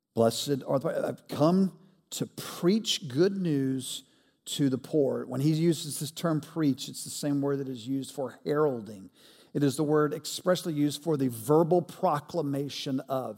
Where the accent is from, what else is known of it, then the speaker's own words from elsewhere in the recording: Montgomery, Alabama, United States; moved away as an adult; also born or lived in Mississippi / Atlanta, Georgia; Montgomery, Alabama is where I grew up